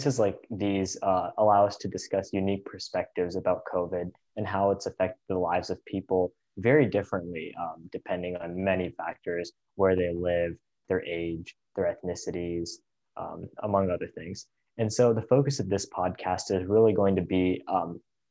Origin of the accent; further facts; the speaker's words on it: Ohio, United States; I'm from Ohio actually